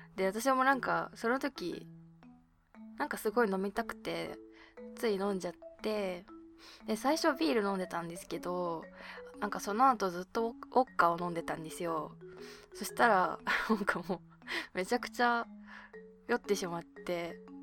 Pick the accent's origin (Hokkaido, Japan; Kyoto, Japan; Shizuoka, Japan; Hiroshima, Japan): Hokkaido, Japan; Abashiri; now in Tokyo, Japan; 私の地元の網走